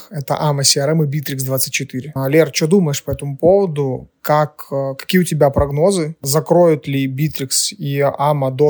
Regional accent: Ukraine; Мы из Украины, а, кто-то на Кипре, поэтому всем привет, ребята, где бы вы ни были.

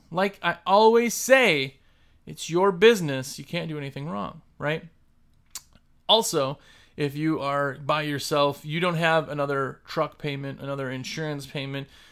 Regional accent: Wisconsin, United States; moved away; I'm originally from Wisconsin

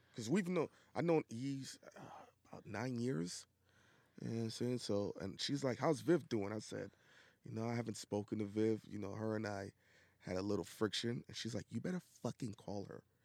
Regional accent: New York City, New York, United States; also born or lived in the South (US); I'm from Brooklyn

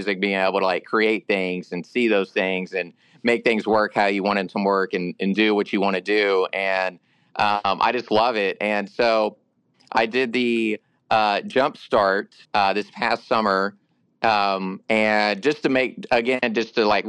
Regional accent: Nashville, Tennessee, United States; I was born and raised here in Nashville

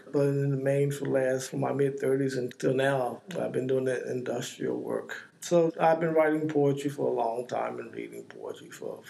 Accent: East Coast, United States; also born or lived in New Jersey; I'm a 60-something, born and raised on the East Coast, both in the South and the North, both in segregated communities and integrated communities.

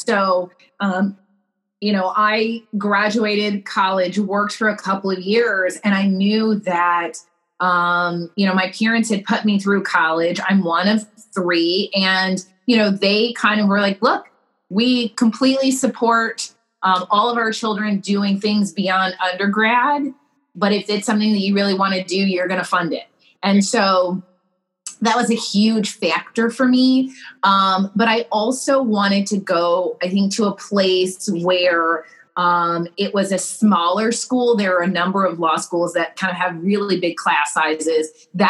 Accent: Panama; moved away as an adult; So I grew up in the Republic of Panama because of my parents' jobs. So, you know, I had kind of the jump of leaving Panama and then going to college in Atlanta.

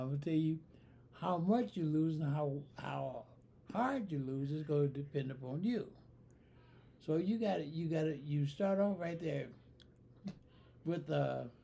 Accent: Mississippi, United States; moved away as an adult; also born or lived in Iowa; I grew up in Mississippi from 38 to 48

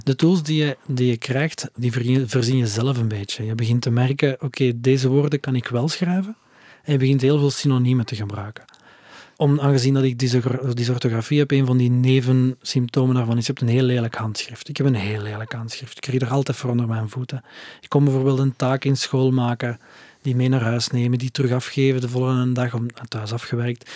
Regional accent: Flanders, Belgium; bij ons in Torp

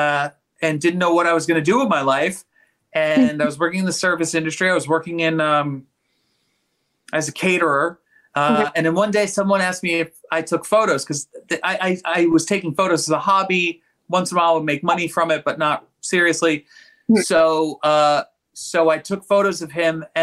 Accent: New York City, New York, United States; I was born and raised in Staten Island, New York

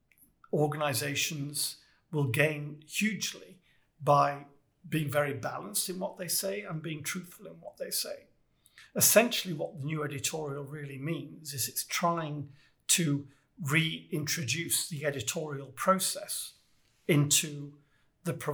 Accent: United Kingdom; I'm British

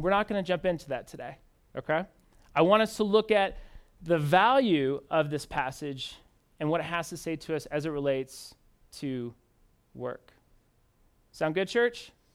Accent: Indianapolis, Indiana, United States; moved away as an adult; now in Denver, United States; I'm originally from Indianapolis, Indiana.

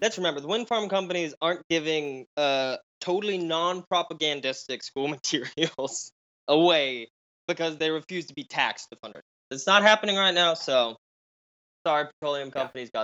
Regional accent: Oklahoma, United States; accent: Southern Midland; we we don't have the same accent as the South. You know, Mm-mm. we're not classified as being Southern. We're part of the Southern Midland accent group

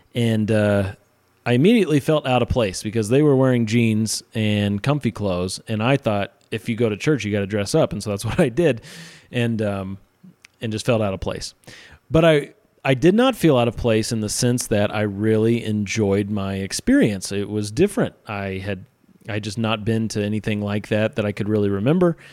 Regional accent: central Missouri, United States; moved away as an adult; now in Utah, United States; I'm not from Utah. I've been out here a little over eight years. I am from central Missouri, and I grew up in, uh, a place where lots of people claim to be Christian

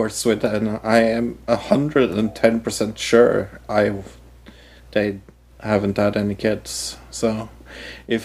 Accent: Norway; I am from Norway

